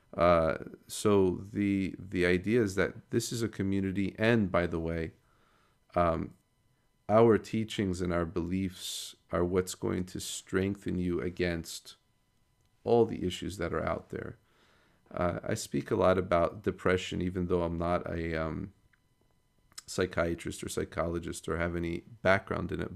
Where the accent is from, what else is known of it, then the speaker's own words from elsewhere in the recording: United States; growing up in America